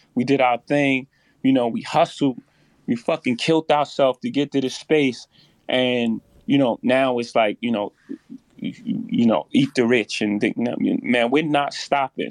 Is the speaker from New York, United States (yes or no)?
yes; New York, United States; I come from Marcy Projects